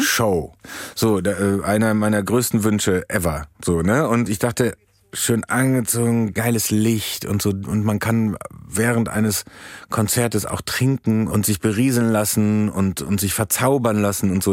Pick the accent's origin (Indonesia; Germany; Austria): Germany; Soest, North Rhine-Westphalia; moved away; der kleine Dödel aus Soest